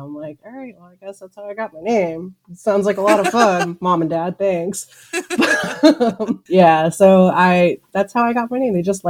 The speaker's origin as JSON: {"language": "English", "region": "Texas", "country": "United States", "tie": "born or raised there", "also_born_or_lived": "New York", "moved": "yes", "said": "hi world, I'm here in December in Texas."}